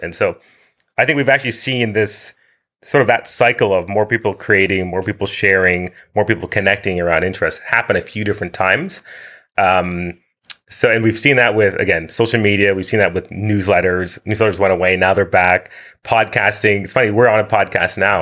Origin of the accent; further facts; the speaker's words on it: Winchester, Ontario, Canada; moved away as an adult; also born or lived in Kingston, Jamaica / Ottawa, Canada; now in Vancouver, Canada; I've lived in uh, Vancouver, BC since 2015, but I grew up outside of Ottawa in a little town called Winchester